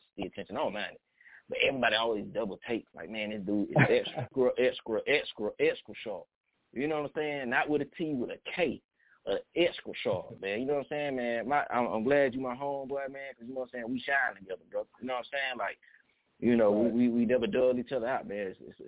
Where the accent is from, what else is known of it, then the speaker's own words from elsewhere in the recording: Atlanta, Georgia, United States; I am from Atlanta, Georgia